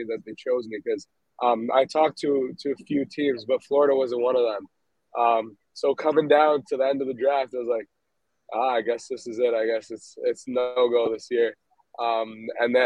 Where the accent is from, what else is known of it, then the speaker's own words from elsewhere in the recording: Montreal, Quebec, Canada; growing up in Montreal, growing up in Canada